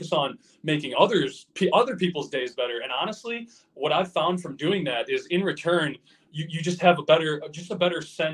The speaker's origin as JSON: {"language": "English", "town": "Cuba City", "region": "Wisconsin", "country": "United States", "tie": "born or raised there", "said": "some of the things I didn't have growing up in the Cuba City area"}